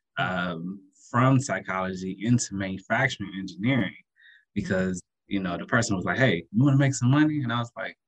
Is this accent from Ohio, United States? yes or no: yes; Dayton, Ohio, United States; I'm from Dayton, Ohio